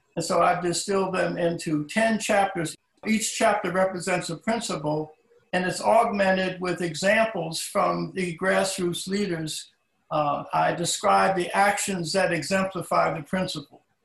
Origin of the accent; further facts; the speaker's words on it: Philadelphia, Pennsylvania, United States; my hometown of Philadelphia